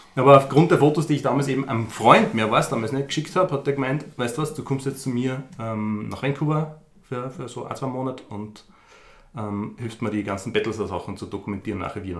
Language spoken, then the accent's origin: German; Upper Austria, Austria; moved away as an adult; now in Vienna, Austria; ich komme ursprünglich aus Oberösterreich, lebe aber schon seit 15 Jahren knapp in Wien